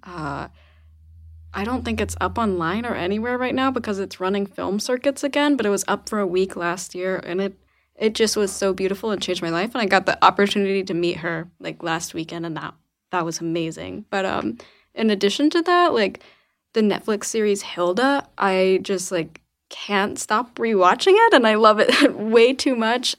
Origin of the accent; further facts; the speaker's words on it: Arkansas, United States; moved away as an adult; also born or lived in Memphis, Tennessee; now in Portland, United States; I'm from Arkansas originally